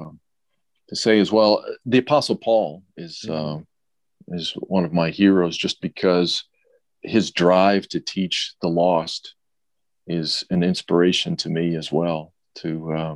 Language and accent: English; Ohio, United States; Born in Ohio